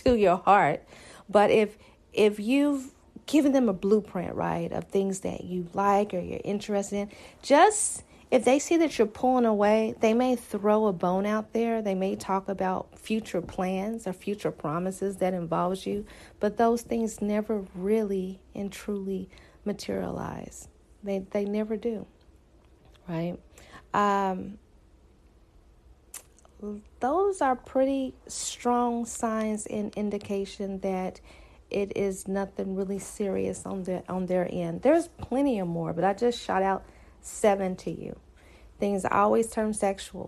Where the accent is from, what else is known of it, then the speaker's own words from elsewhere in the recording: the South, United States; I'm from the South